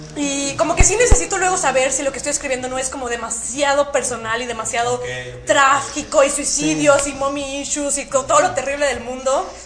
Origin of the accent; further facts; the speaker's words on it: Saltillo, Coahuila, Mexico; Soy de Saltillo, Coahuila